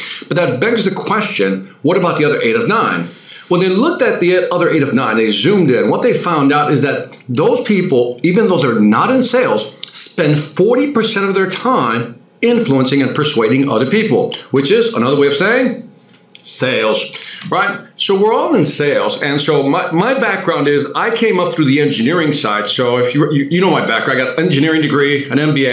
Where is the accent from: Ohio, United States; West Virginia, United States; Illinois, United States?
Illinois, United States; Chicago; I'm from Chicago